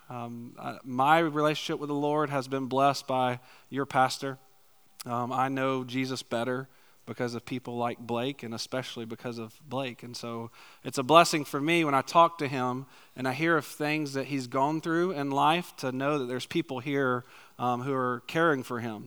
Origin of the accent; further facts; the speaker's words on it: Macon, Georgia, United States; moved away as an adult; also born or lived in Valdosta, Georgia; now in McPherson, United States; originally I was born in Macon, Georgia, lived in a tiny little town outside of Macon